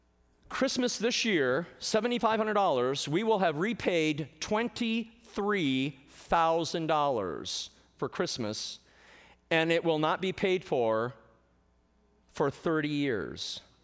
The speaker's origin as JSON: {"language": "English", "region": "Michigan", "country": "United States", "tie": "born or raised there", "said": "when I was a loan officer in a very large bank up in Michigan, my home state"}